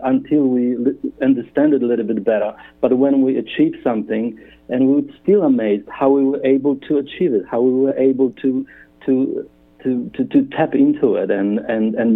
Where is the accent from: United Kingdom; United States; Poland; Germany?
Poland; moved away as an adult; also born or lived in Australia; now in Perth, Australia; I come from Poland.